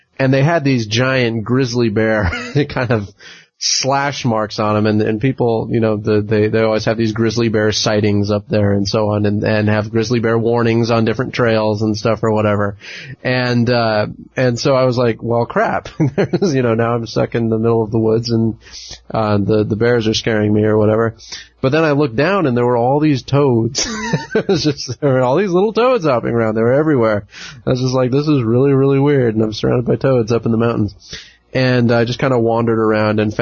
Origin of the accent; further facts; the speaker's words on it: California, United States; when I was growing up in California